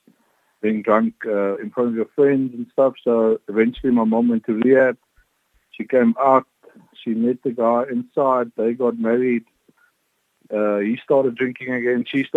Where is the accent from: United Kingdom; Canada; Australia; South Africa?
South Africa; Eastern Free State; I was born in the Eastern Free State